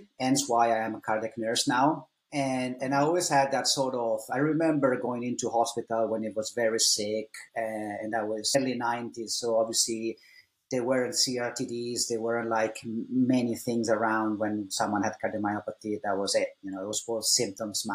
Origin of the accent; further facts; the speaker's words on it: Italy; first language Italian; English is a second language; moved away as an adult; also born or lived in Ireland; I was born in Italy back in 1984.